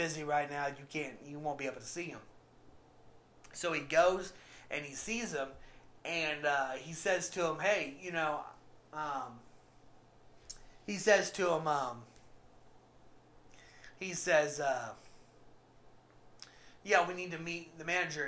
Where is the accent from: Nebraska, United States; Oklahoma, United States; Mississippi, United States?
Oklahoma, United States; where I'm from Oklahoma